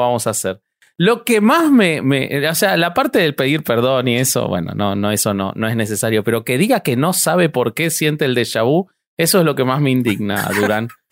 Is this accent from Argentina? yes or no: yes; Argentina